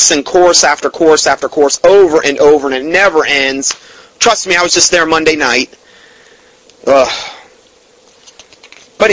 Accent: Fort Myers, Florida, United States; my hometown. And Fort Myers, Florida

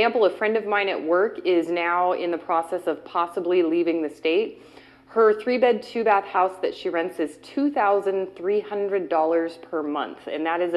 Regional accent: Bay Area of California, United States; also born or lived in Cincinnati, Ohio; I've lived here almost my entire life. I was born in Cincinnati, Ohio. At the age of two, my parents divorced and moved us to the Bay Area of California.

